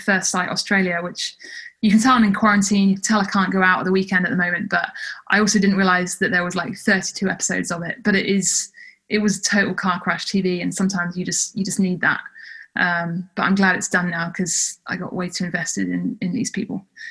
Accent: United Kingdom; moved away as an adult; also born or lived in Canada; as a British person

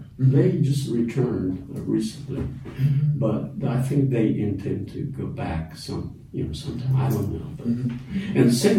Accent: Hanyu, Saitama, Japan; English is a second language; moved away as an adult; I was born in the Hanyu City in Saitama. It's more of a prefectural, a border between Gunma and Saitama.

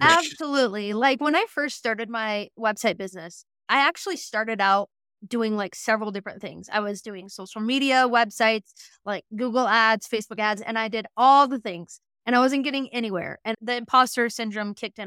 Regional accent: Western Montana, United States; also born or lived in Lewistown, Montana; I grew up in Western Montana on a ranch

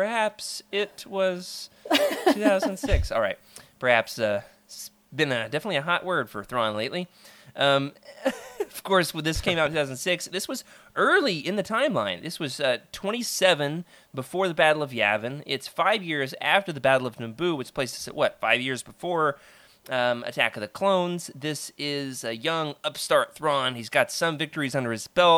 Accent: the South, United States; as a Southerner

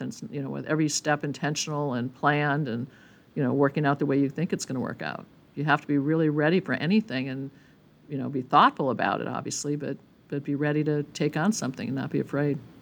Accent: Milwaukee, Wisconsin, United States; moved away as an adult; also born or lived in Berkeley; I grew up, uh, born and bred in Milwaukee, Wisconsin

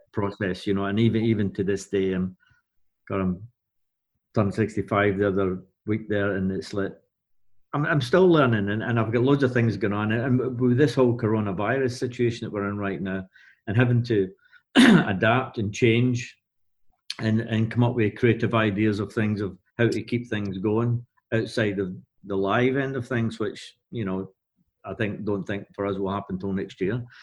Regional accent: Glasgow, Scotland, United Kingdom; being Glaswegian and being there

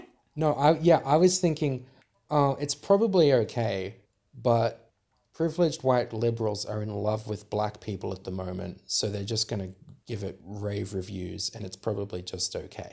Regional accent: Australia; we're Australian

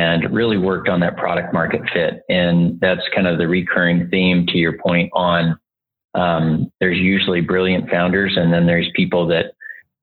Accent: Montana, United States; moved away as an adult; also born or lived in Austin, Texas; I grew up in Montana. I'm a fifth generation Montanan, living back home in Montana

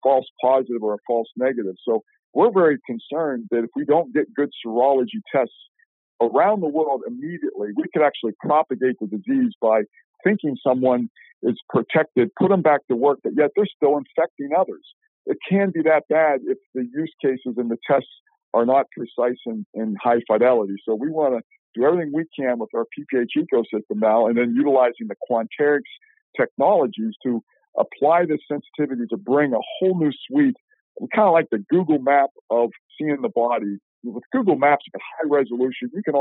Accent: Shadyside, Ohio, United States; moved away; Where I grew up in Ohio, I would tell you Shadyside, Ohio

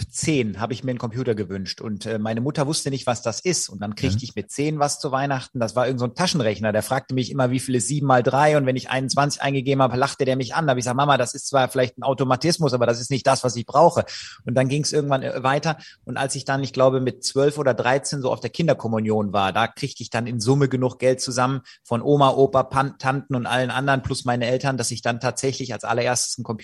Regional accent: Leverkusen, North Rhine-Westphalia, Germany; ich komme ja aus Leverkusen, was bei Köln liegt und da ist Karneval groß

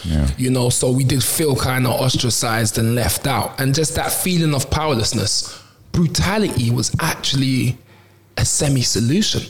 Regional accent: London, United Kingdom; I grew up on the Mitesfield estate, you know, which if you're local kind of speaks for itself

